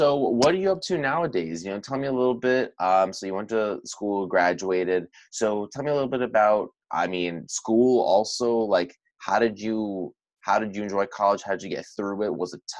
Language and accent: English; Orange County, Southern California, United States; moved away as an adult; now in Arizona, United States; I'm from Southern California originally, in Orange County, and I went to ASU for school, and I stayed out in Arizona. I'm going on 6 years out here now